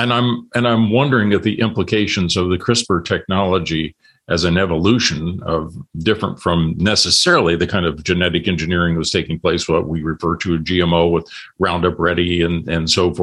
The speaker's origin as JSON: {"language": "English", "region": "Illinois", "country": "United States", "tie": "born or raised there", "said": "where I grew up in Illinois"}